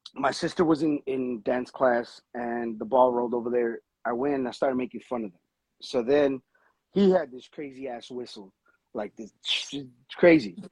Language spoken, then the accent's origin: English; Los Angeles, California, United States; I'm from Los Angeles. I'm Mexican American